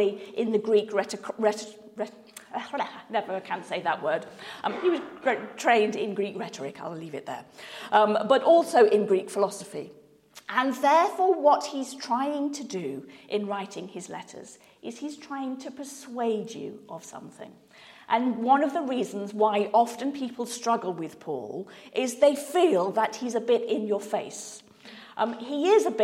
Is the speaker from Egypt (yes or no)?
no; Manchester, North West England, United Kingdom; moved away as an adult; now in South of England, United Kingdom; I grew up in Manchester and now live in the South.